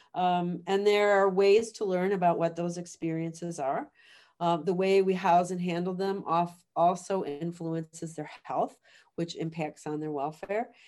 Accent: Chicago, Illinois, United States; moved away as an adult; now in Guelph, Canada; I grew up in the city of Chicago

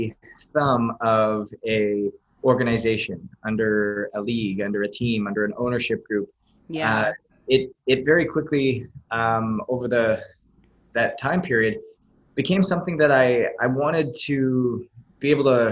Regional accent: Canada; moved away; I was born and raised in Canada

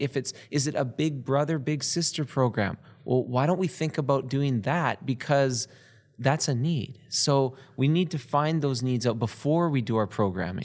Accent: Canada; we're from Canada.

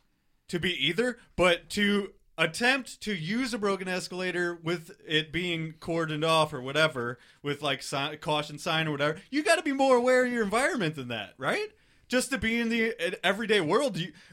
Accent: Missouri, United States; I'm from Missouri.

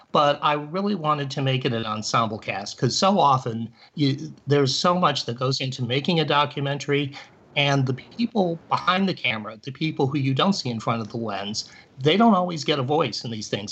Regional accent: Cleveland, Ohio, United States; I grew up in Cleveland

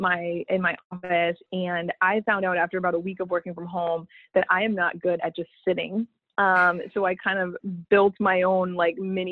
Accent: Massachusetts, United States; I'm from Massachusetts.

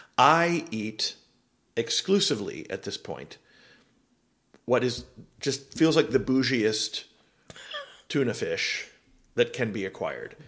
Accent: Miami, Florida, United States; moved away; also born or lived in Seattle; I grew up in Miami and then lived in Seattle

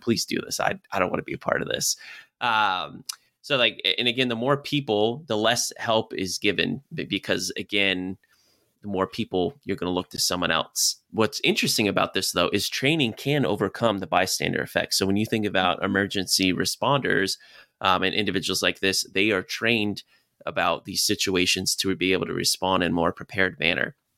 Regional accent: Clifton, Virginia, United States; I grew up in Virginia, uh, close to a town called Clifton

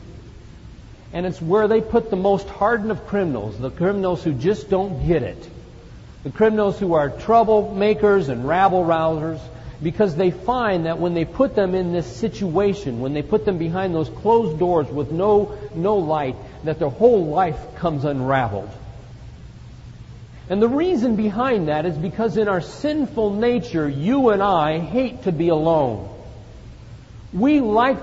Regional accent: Phoenix, Arizona, United States; I come from Phoenix, Arizona. I come from the desert.

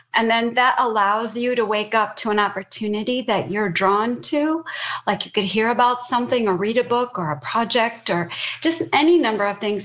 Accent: Chicago, Illinois, United States; I grew up in Chicago

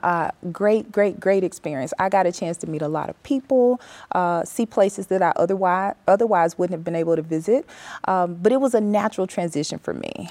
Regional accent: West Memphis, Arkansas, United States; moved away as an adult; also born or lived in Vigo, Spain; I grew up in West Memphis, Arkansas.

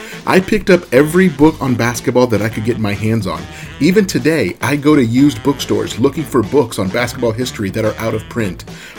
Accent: Southern California, United States; I grew up in Southern California

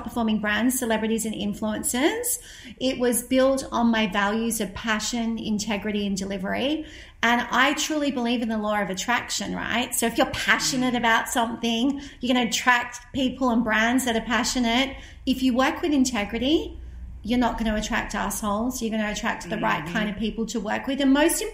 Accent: Australia; also born or lived in London; as an Australian

